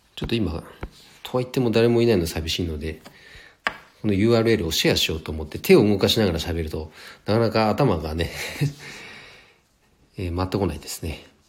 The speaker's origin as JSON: {"language": "Japanese", "region": "Nagano", "country": "Japan", "tie": "born or raised there", "said": "この地元長野県"}